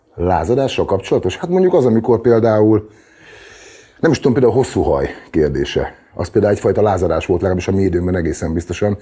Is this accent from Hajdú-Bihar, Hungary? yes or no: yes; Debrecen, Hajdú-Bihar, Hungary; az a város, ahol születtem, meg ahol felnőttem, meg ahol éltem világéletemben